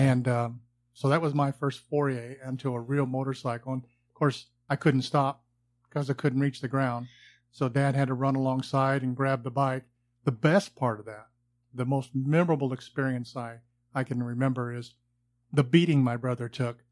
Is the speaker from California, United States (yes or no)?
yes; Southern California, United States; growing up in Southern California